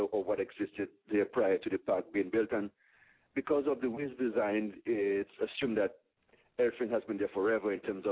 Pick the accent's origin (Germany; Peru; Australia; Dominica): Dominica; now in New York, United States; I'm originally from Dominica.